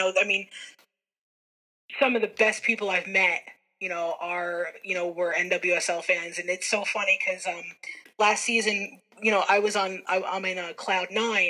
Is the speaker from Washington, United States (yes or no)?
no; Morris County, New Jersey, United States; I'm from Morris County, New Jersey.